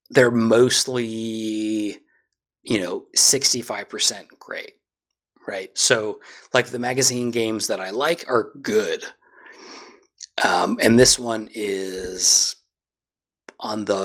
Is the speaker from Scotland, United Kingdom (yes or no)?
yes; Scotland, United Kingdom; I'm I'm Scottish through